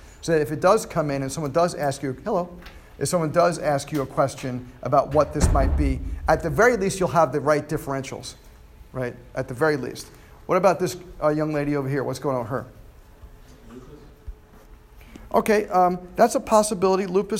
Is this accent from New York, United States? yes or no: yes; New York, United States; moved away; New York. I'm from New York. It's fifths disease. Yeah, I did. But I've been down here for almost 18 years, so I'm starting to lose that.